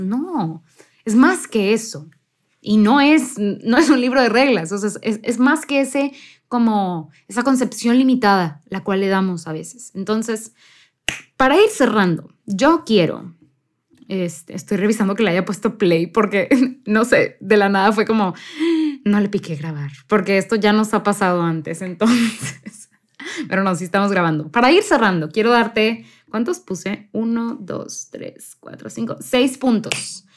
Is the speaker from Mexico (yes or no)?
yes; near the US border, northern Mexico, Mexico; yo crecí en México, en, específicamente en el norte de México, muy cercano a la frontera con Estados Unidos